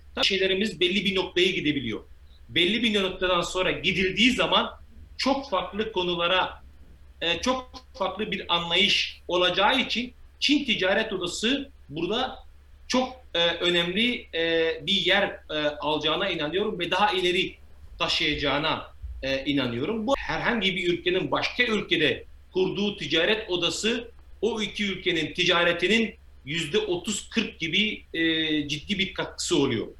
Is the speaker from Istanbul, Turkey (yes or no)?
no; Midyat, Mardin, Turkey; also born or lived in England; now in China; Mardin Midyat doğumluyum